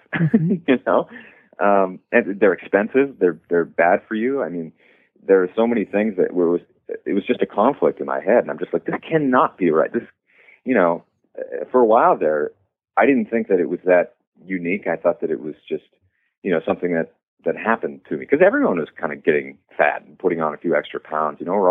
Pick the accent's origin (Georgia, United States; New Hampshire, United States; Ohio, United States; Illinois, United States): New Hampshire, United States; moved away as an adult; also born or lived in Washington, D.C.; I grew up in New Hampshire, where it's the middle of nowhere.